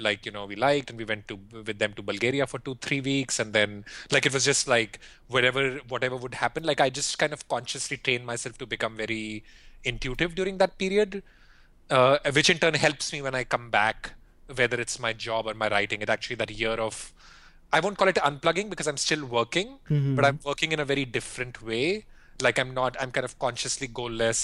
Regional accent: India; moved away as an adult; also born or lived in Philippines / Singapore / Europe; I grew up in India and I went to school in India, business school in India

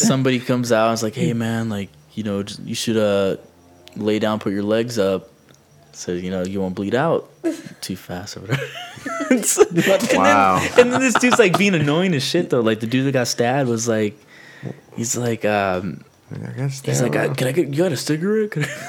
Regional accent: Rubidoux, California, United States; also born or lived in Murrieta; I grew up here in Rubidoux, never had an issue with our neighbors. I moved to Murrieta.

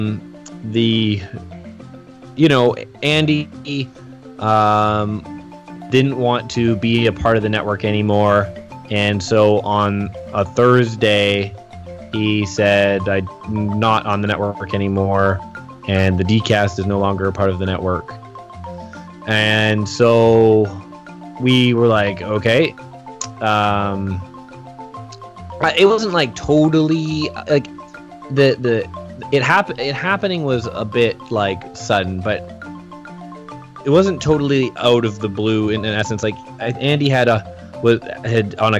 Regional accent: Canada; I'm Canadian.

